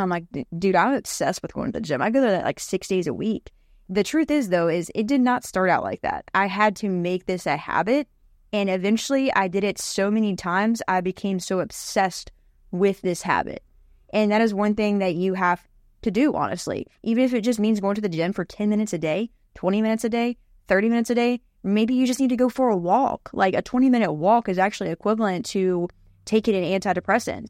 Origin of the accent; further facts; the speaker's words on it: West Virginia, United States; I grew up in West Virginia